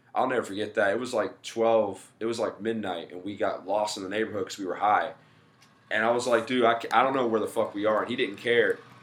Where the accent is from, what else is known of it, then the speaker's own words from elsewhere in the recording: Mobile, Alabama, United States; moved away as an adult; also born or lived in Daphne, Alabama / Beaver County, Pennsylvania; now in Pittsburgh area, United States; I'm from Mobile originally. I moved to Daphne when I was like, so fuck, how old was I? Uh, like 16 or something